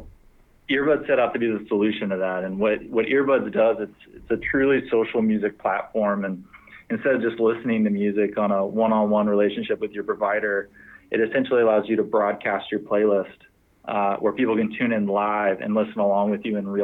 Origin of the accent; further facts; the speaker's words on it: Fort Worth, Texas, United States; I grew up in Fort Worth, Texas.